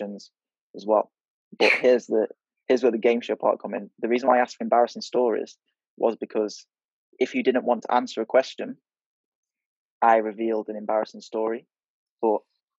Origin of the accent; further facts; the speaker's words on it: United Kingdom; I'm British